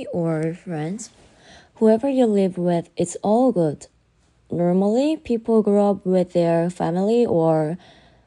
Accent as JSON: {"language": "English", "country": "South Korea", "said": "I'm from Korea, like South Korea"}